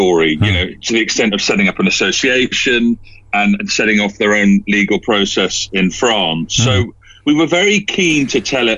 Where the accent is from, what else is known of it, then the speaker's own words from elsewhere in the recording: London, United Kingdom; also born or lived in Scotland; I mean, I'm from London via Scotland, and I wasn't aware of the story until obviously the podcast